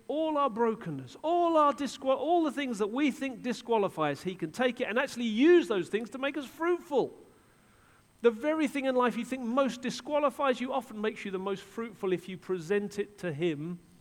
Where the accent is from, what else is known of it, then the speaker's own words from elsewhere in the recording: England, United Kingdom; I'm an Englishman.